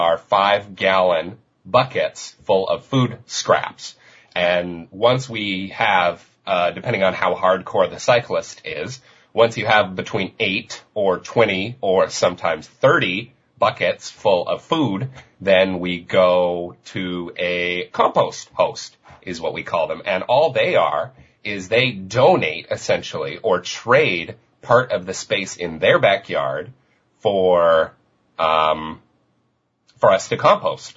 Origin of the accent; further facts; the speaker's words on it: Denver, Colorado, United States; also born or lived in Vancouver, Canada; now in Victoria, Canada; I'm originally from Denver, Colorado, and I moved